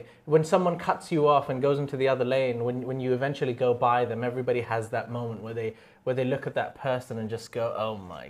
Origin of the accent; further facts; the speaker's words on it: Phuket, Thailand; now in Bangkok, Thailand; Because when I moved from Phuket to Bangkok, I was like, oh, there is public transport. Great.